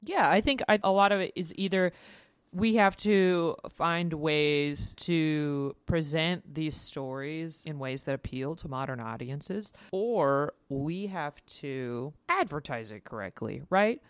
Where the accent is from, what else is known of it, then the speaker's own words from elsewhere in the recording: United States; As an American, we didn't grow up understanding how the monarchy works